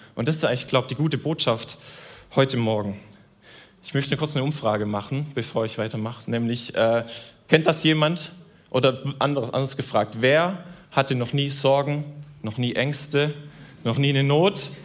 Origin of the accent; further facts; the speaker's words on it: Southern Germany, Germany; Ich komme aus Süddeutschland.